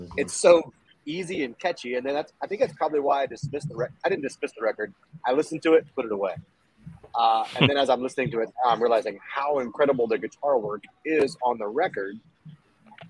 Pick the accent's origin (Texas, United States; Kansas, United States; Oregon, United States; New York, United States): Texas, United States; I'm from Texas.